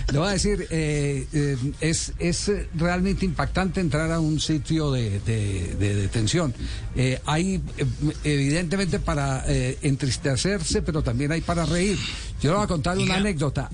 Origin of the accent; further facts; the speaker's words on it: Colombia; como, colombianos